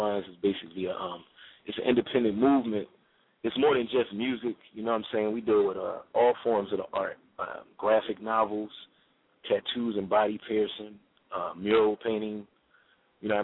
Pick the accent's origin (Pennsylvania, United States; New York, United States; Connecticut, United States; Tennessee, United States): Pennsylvania, United States; Philadelphia; I'm originally from 29th and Jefferson